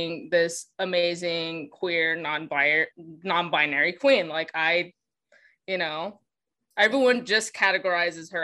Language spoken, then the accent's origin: English; the American South, United States; accent: Southern; me and Jess are Southern